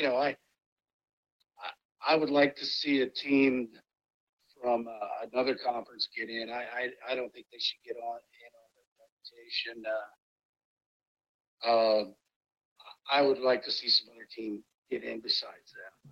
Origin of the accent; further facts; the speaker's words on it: Columbus, Ohio, United States; growing up in the Linden area in Columbus, you know, in the 70s